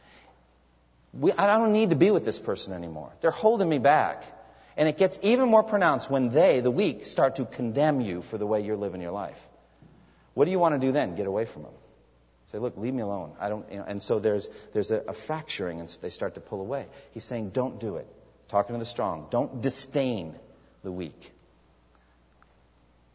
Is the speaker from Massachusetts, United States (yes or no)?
yes; Massachusetts, United States; I'm from Massachusetts